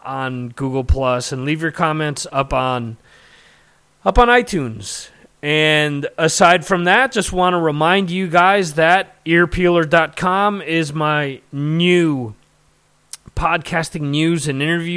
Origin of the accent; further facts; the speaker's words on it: New Jersey, United States; Growing up in North Jersey, we had WSOU